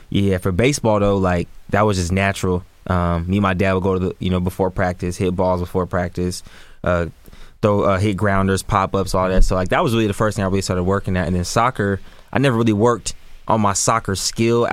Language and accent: English; Sacramento, California, United States; born and raised in Sacramento, California, man. Green Haven, South Sacramento area